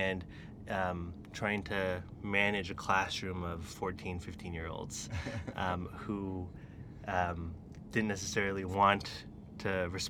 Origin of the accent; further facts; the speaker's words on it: Taiwan; also born or lived in Colorado, United States; So I was born in Colorado. My parents moved to the U.S. from Taiwan. And when I was 11, I moved back to Taiwan with my parents. So I went to middle school and high school in Taiwan